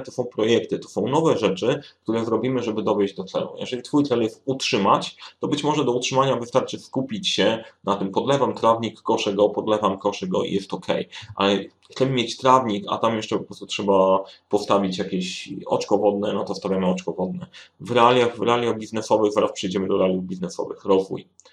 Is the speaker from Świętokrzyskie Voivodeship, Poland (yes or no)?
yes; Sandomierz, Świętokrzyskie Voivodeship, Poland; now in Warsaw, Poland; Oryginalnie jestem z Sandomierza.